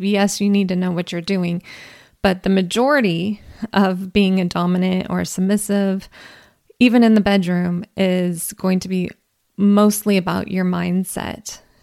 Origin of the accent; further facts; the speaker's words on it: California, United States; I'm an American, I'm a Californian